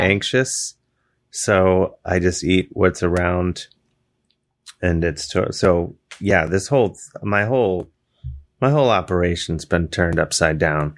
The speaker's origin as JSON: {"language": "English", "region": "Ohio", "country": "United States", "moved": "yes", "said": "I'm from Ohio"}